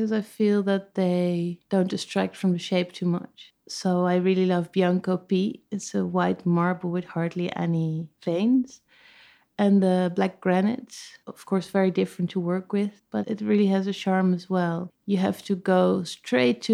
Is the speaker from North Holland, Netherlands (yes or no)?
no; The Hague, South Holland, Netherlands; moved away as an adult; also born or lived in Amsterdam / Ilpendam; then I moved to The Hague, and I've lived there until I was 18